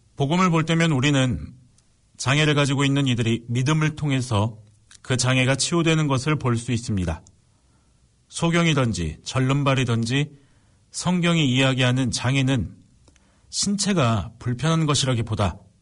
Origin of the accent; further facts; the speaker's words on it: Suncheon, South Jeolla, South Korea; 저는 집이 순천이고 순천교도소에서 저희 집까지 10분이면 되기 때문에